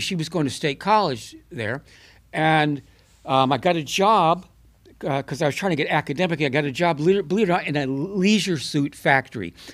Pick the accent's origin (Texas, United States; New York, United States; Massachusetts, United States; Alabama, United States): New York, United States; Buffalo; moved away; also born or lived in Mount Vernon, Illinois; I'm a New Yorker